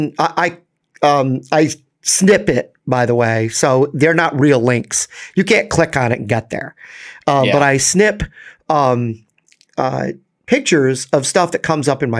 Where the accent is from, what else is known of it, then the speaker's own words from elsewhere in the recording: New York, United States; As a New Yorker